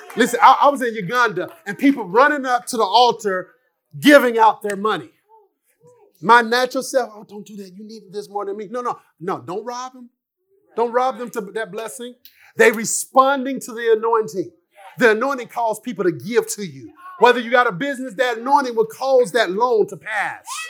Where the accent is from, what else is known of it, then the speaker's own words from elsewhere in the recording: Jonesboro, Arkansas, United States; I'm from Arkansas, Jonesboro, one single mom, you know, just been raised by my mom and my aunts